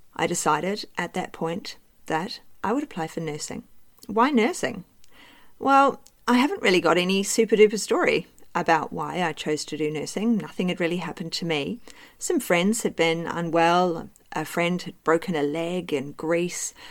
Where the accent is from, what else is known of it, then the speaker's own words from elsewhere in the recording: New Zealand; moved away as an adult; also born or lived in United Kingdom / Cardiff / Bristol / London; now in Australia; I was born in New Zealand and I grew up there